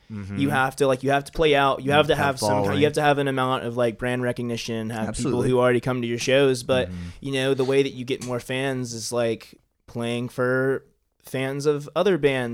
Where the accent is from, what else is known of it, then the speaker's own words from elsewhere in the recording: Greenville, South Carolina, United States; born there; I was born in Greenville, South Carolina.